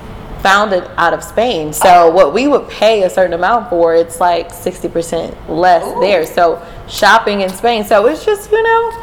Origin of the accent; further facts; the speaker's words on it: Houston, Texas, United States; I'm originally from Houston. My family's from Louisiana, actually, but I am a native Houstonian